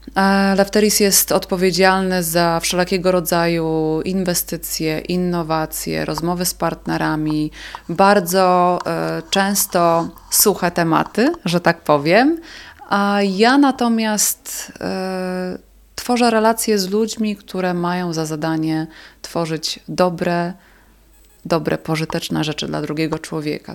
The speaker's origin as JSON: {"language": "Polish", "region": "south-eastern Poland", "country": "Poland", "said": "w południowo-wschodniej Polsce, skąd pochodzę"}